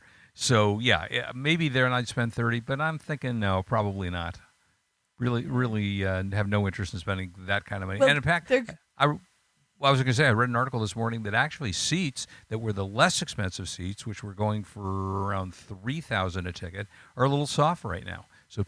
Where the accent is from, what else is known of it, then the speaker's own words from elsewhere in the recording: Los Angeles, California, United States; I grew up in California, Los Angeles, so I've always been a Rams fan.